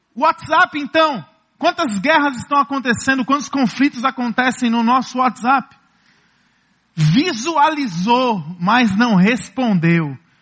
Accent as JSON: {"language": "Portuguese", "region": "Ceará", "country": "Brazil", "said": "Como bons cearenses, como bons nordestinos"}